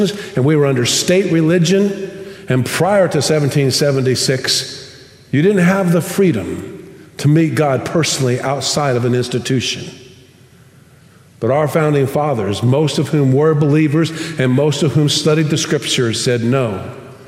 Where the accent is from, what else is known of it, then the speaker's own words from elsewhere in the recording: United States; now in Tomball, United States; one of the things I love most about being an American